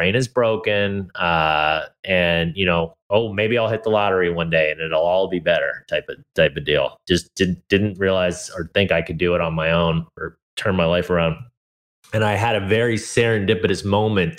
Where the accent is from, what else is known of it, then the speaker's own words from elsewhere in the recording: Hawaii, United States; also born or lived in California; I was born in California to two hippie parents. And very quickly we moved to Hawaii